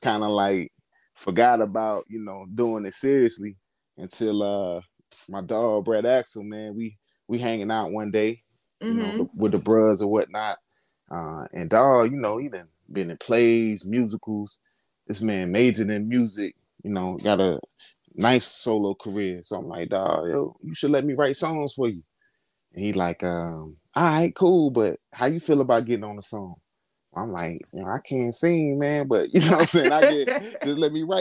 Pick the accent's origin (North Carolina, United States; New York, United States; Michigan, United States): North Carolina, United States; Durham; now in Gainesville, United States; I'm from North Carolina, more specifically, the Bull City, Durham, North Carolina